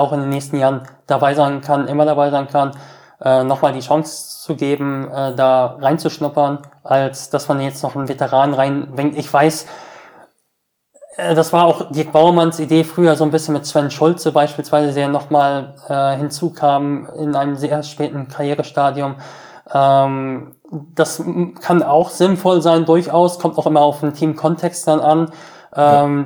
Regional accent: Essen, Lower Saxony, Germany; wir sind in Essen-Oldenburg, quasi in meinem Heimatort, im Ort meiner Eltern

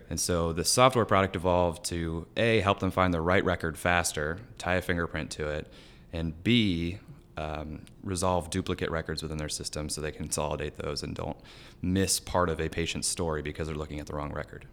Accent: Celina, Ohio, United States; I am from West Central Ohio, a little farm town called Salina

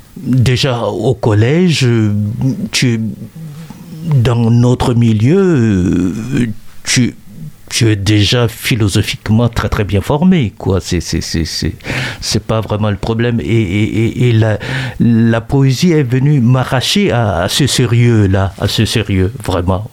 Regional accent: Chad; moi, au Tchad

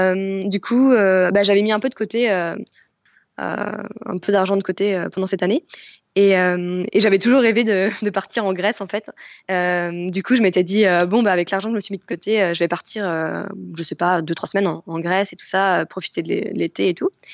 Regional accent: France; moved away as an adult; now in Germany; en tant que Française

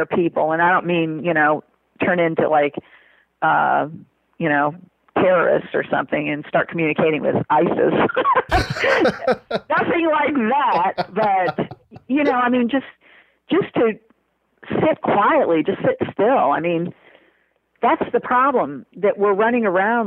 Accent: Chicago, Illinois, United States; growing up in Chicago

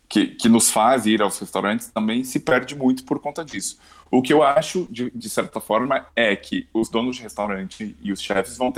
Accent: São Paulo, Brazil; now in Portugal; eu, quando cheguei cá, eu, vim, eu vim de São Paulo

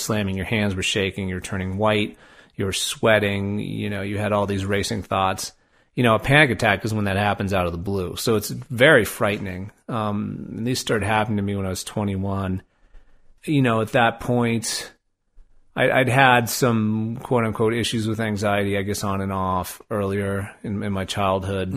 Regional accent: Albuquerque, New Mexico, United States; moved away; I grew up in Albuquerque

